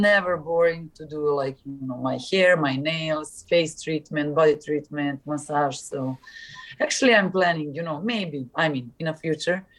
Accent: Serbia; English is a second language; moved away as an adult; also born or lived in Istanbul, Turkey; in Serbia

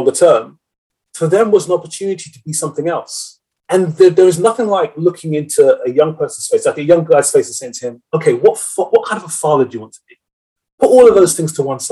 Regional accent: London, United Kingdom; I grew up in West London

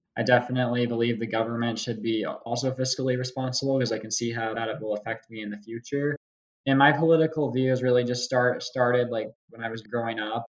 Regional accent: Parker, Colorado, United States; moved away as an adult; now in Dallas, United States; I grew up in Parker, Colorado, which is a suburb south southeast of Denver.

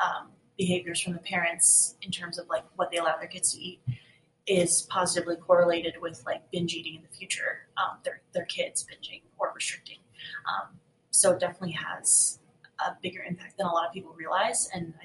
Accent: Northeast, United States; I'm from the Northeast in an area where like the trails are ridiculously rooty and rocky.

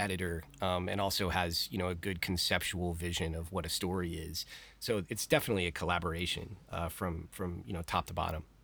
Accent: Texas, United States; I am born and raised in Texas

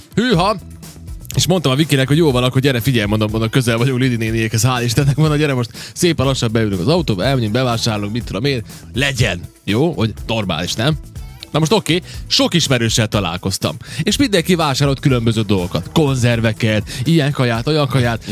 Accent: Subotica, Vojvodina, Serbia; aki különben szabadkai vagyok

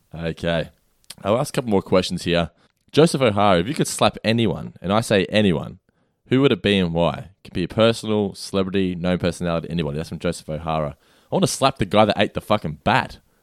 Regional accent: Australia; being an Australian.

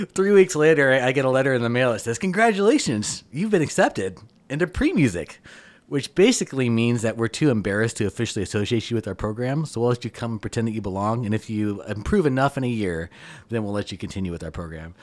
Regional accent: Kansas City, United States; moved away; I'm initially from Kansas City

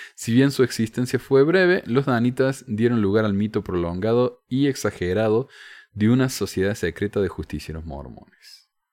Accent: Córdoba, Argentina; accent: cordobés; mi acento cordobés

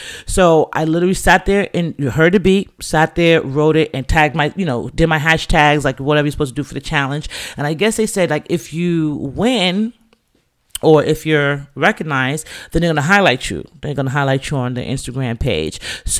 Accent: England, United Kingdom; You know, my family's Jamaican, but we're from England.

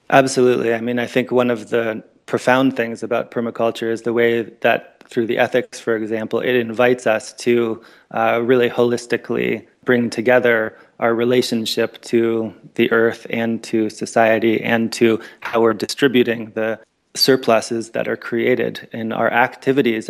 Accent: Northern Ontario, Canada; moved away; also born or lived in American Southwest; I grew up in Northern Ontario, Canada

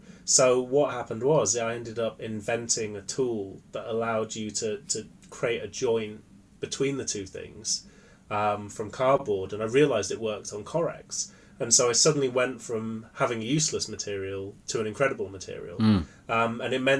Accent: Cumbria, North West England, United Kingdom; I grew up in Cumbria, which for anyone who isn't familiar with that, that's also known as the Lake District in the north of England.

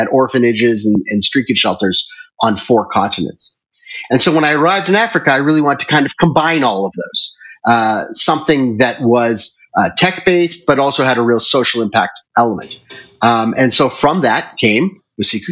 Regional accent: Toronto, Ontario, Canada; moved away as an adult; also born or lived in Singapore / Hong Kong / China; now in Nairobi, Kenya; So I was originally born and raised in Toronto, Canada. I left there in 1995 and moved to Asia

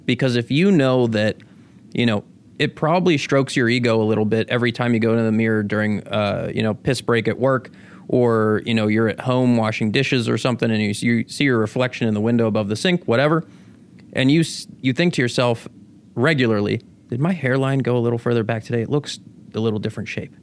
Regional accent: Pittsburgh, Pennsylvania, United States; born or raised there; also born or lived in Venezuela / Florida

